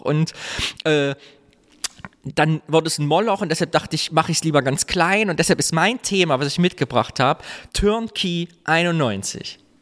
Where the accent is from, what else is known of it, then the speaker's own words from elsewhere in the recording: Kyffhäuser, Thuringia, Germany; moved away; am Stausee, da wo ich herkomme, Küffhäuser